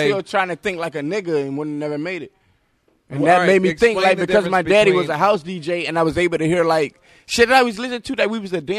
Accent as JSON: {"language": "English", "town": "Detroit", "region": "Michigan", "country": "United States", "tie": "born or raised there", "said": "I was growing up on Linwood. My whole family is on Linwood, which is the west side of Detroit."}